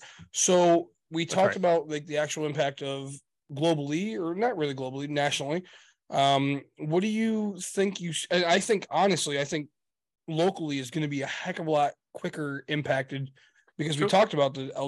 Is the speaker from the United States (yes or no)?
yes; United States; we're American